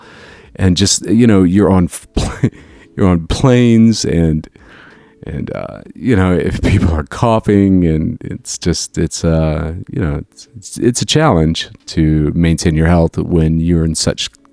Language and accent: English; Jacksonville, United States; moved away; also born or lived in Chicago; back in my hometown